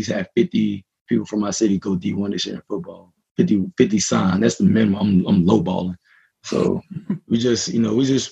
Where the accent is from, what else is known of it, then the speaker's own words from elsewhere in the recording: Jacksonville, Florida, United States; that's my hometown